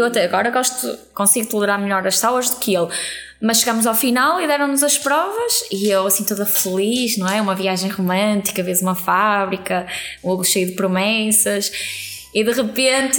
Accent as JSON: {"language": "Portuguese", "town": "Vila Nova de Gaia", "region": "Norte", "country": "Portugal", "said": "nós somos de Gaia"}